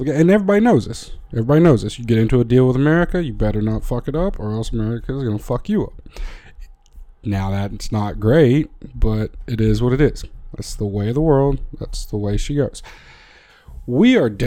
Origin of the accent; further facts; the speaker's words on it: United States; I am American